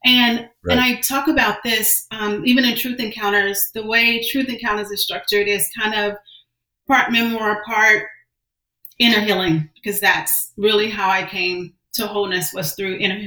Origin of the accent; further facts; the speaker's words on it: Johnston County, North Carolina, United States; also born or lived in Washington, D.C.; I was born in Washington, D.C., but I'm a product of North Carolina. I was raised in Johnston County, just outside of Raleigh